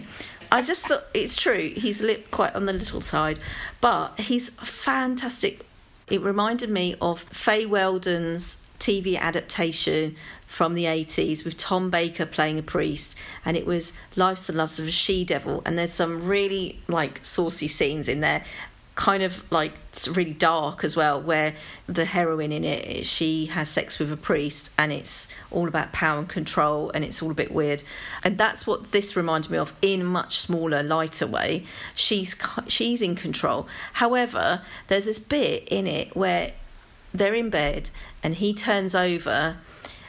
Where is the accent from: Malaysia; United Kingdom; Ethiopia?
United Kingdom; London; accent: London; it's my London accent